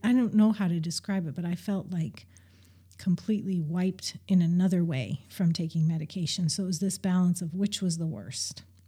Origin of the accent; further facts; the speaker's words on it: Montana, United States; moved away as an adult; also born or lived in Salem, Oregon; I grew up in Montana for the most part.